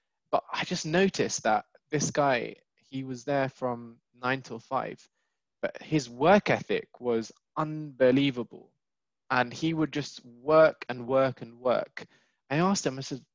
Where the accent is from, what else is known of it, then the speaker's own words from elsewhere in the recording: United Kingdom; born and bred in the UK